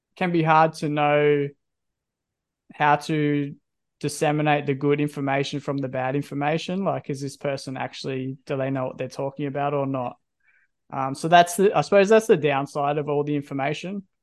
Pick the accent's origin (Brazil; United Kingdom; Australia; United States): Australia; Country Victoria; now in Perth, Australia; I'm from Country Victoria